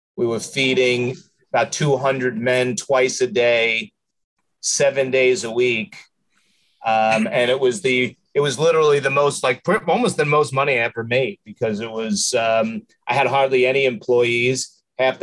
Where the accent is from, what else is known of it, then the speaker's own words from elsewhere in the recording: New York, United States; moved away as an adult; now in San Antonio, United States; I'm from New York. I'm uh, just, I'm 57 years old. So my 47 years in New York and 11 years here in, uh, you know, or 10 years here in uh, San Antonio.